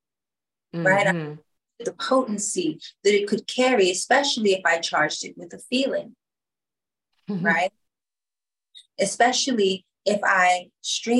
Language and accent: English; Washington, District of Columbia, United States; come from Washington, D.C. So when I grew up, it was the murder capital.